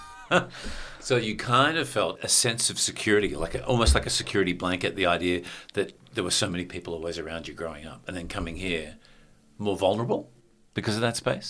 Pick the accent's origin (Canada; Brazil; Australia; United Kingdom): Australia; what we're used to as Australians